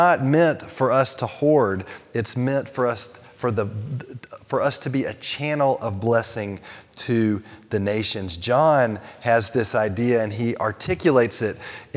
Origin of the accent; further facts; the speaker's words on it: United States; I grew up in America